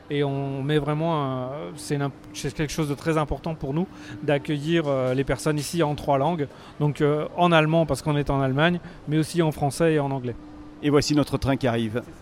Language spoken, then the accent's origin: French; Grand Est, France; euh, Nous, des Vosges, là.